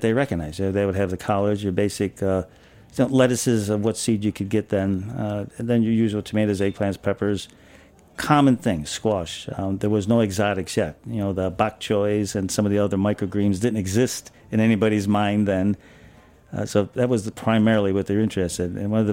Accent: Buffalo, New York, United States; moved away as an adult; now in New York City, United States; I'm from Buffalo area

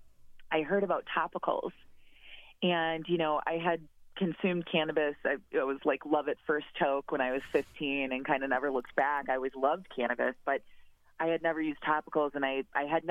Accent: Wisconsin, United States; moved away as an adult; also born or lived in Chicago, Illinois; now in Portland, United States; I'm a Midwesterner originally and lived in Wisconsin for a long time

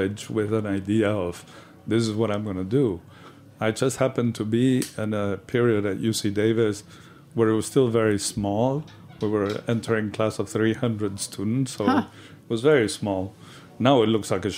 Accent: Patagonia, Argentina; moved away; also born or lived in California / Italy; I was born in the Patagonia in the south of Argentina

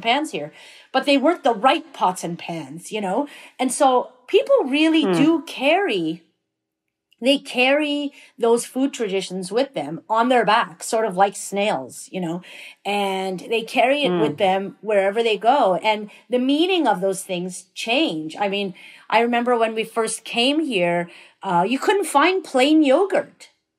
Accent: Iran; now in Canada; So, for instance, when we came to Canada from Iran in 79, there were so many things we couldn't find here in terms of ingredients.

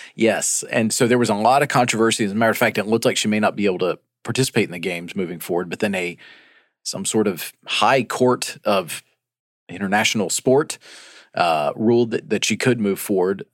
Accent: Chattanooga, Tennessee, United States; moved away; my hometown of Chattanooga, Tennessee

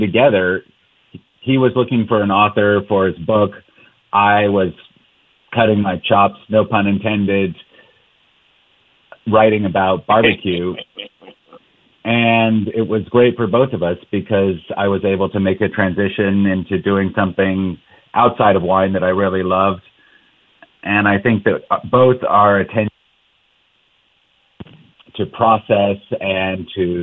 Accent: Austin, Texas, United States; also born or lived in San Francisco; now in Napa Valley, United States; I grew up in Austin, actually, before Aaron sort of had his rise. And I moved to San Francisco

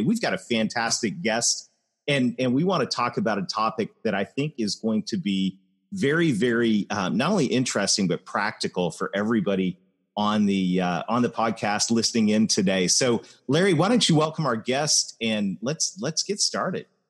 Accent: Canada; I am Canadian

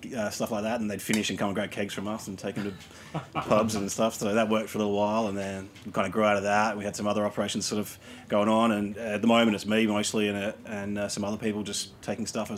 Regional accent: Australia; moved away as an adult; now in New York City, United States; I'm originally from Australia, and I worked in the wine industry back there for a bit

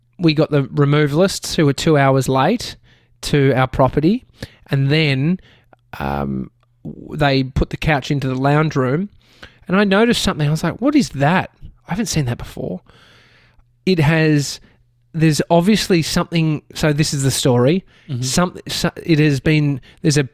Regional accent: Brighton, Victoria, Australia; Where I grew up in Brighton, there was a house

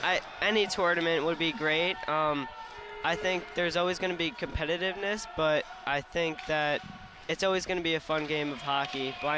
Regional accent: Long Island, New York, United States; I'm from Long Island, New York

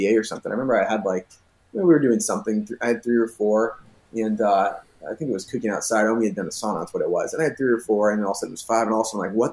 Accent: United States; as an American

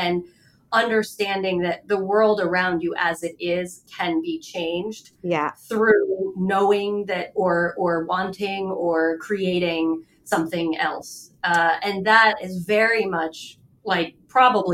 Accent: Middlebury, Vermont, United States; also born or lived in Florence, Italy; I grew up in Vermont, in Middlebury, Vermont, and combination of Middlebury, Vermont, and then Italy in Florence

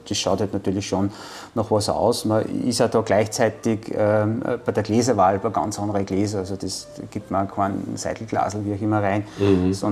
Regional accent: Austria; Aber auch natürlich bei uns in Österreich.

